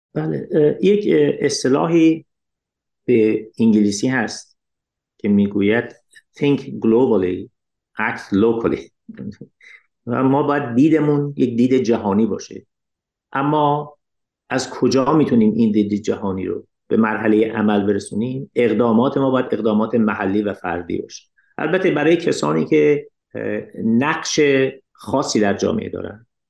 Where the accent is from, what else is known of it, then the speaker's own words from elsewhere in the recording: Iran; من به عنوان یک ایرانی اشعار فارسی رو میخونم